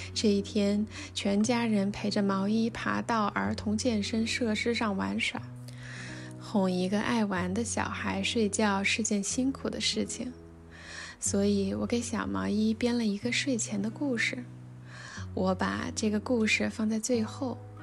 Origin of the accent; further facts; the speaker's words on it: Wuhan, Hubei, China; moved away as an adult; also born or lived in Beijing; 离开了北京，带着女儿回到我的家乡。对，是武汉。我们住在汉口这边的江岸区